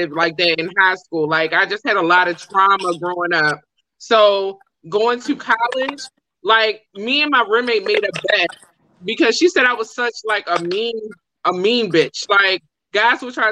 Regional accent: Baltimore, Maryland, United States; So I'm from Baltimore

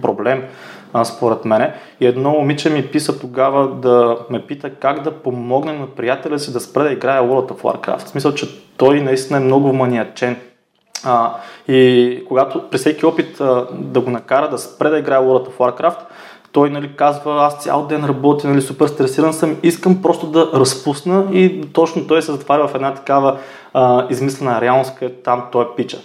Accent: Yambol, Yambol Province, Bulgaria; moved away; also born or lived in Varna / Sofia; аз съм от Ямбол

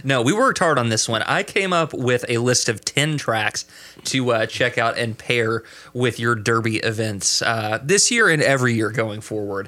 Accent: Kentucky, United States; my home state

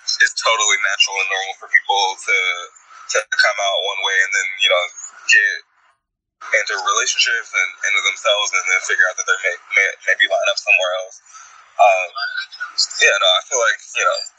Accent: Evergreen Park, Illinois, United States; I was born in Evergreen Park and grew up, you know, south of there

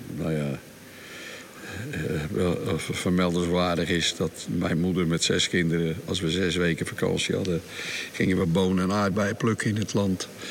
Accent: Rotterdam, South Holland, Netherlands; now in Scheveningen, Netherlands; ik ben geboren in Bonnes onder de rook van Rotterdam

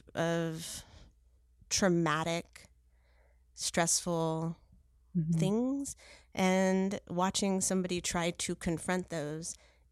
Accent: Cyprus; because surprise, surprise, hello, I am from Cyprus. Yes. I am a Greek person.

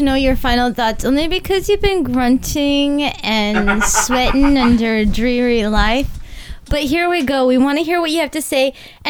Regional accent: Texas, United States; I'm here from Texas.

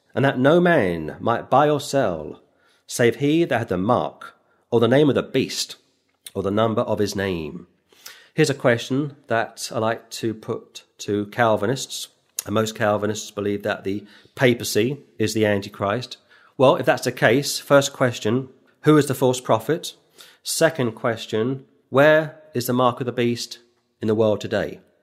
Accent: London, United Kingdom; moved away; I was born in London

